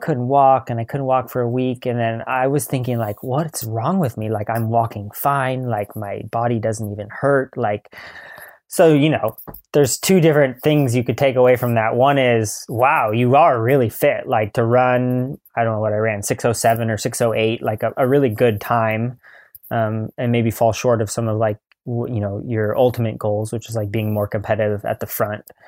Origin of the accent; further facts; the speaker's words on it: Mill Valley, California, United States; growing up on Tam and in Mill Valley